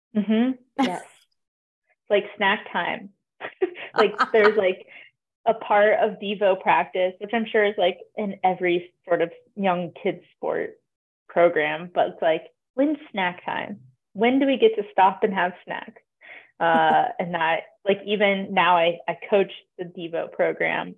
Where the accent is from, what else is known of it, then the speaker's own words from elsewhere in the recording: Durango, Colorado, United States; I'm from Durango, Colorado, born and raised, and there's a lot of cyclists here